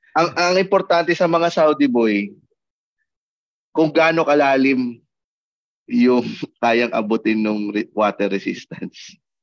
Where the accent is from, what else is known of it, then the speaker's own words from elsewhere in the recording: Manila, Metro Manila, Philippines; lumaki, pinanganak ako sa Quiapo